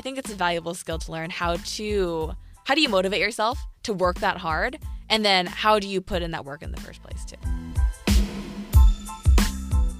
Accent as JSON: {"language": "English", "town": "Piedmont", "region": "California", "country": "United States", "said": "I'm from Piedmont, California, which is right by Oakland"}